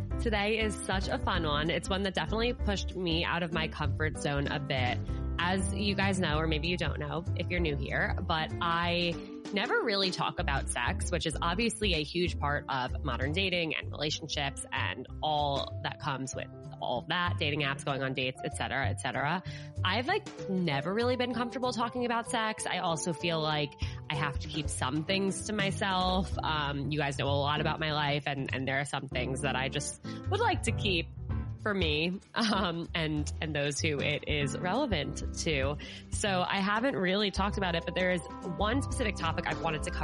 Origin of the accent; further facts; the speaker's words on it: Westchester, New York, United States; Alyssa from my hometown in Westchester, New York. We grew up together.